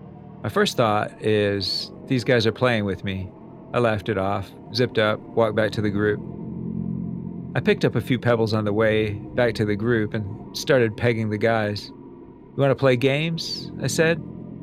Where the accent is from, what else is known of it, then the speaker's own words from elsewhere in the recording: California, United States; Now, I'm born and raised in the Bay Area of California. City life, in other words.